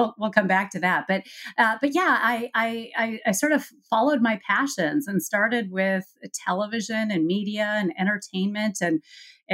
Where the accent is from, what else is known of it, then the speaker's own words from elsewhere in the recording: Colorado, United States; also born or lived in Minnesota / Honduras; I grew up in Colorado, went to Colorado State University in Fort Collins